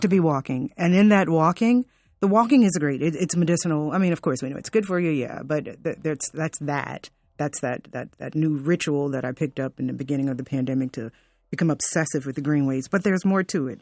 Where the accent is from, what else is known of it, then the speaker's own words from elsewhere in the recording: Fort Lauderdale, Florida, United States; growing up in Fort Lauderdale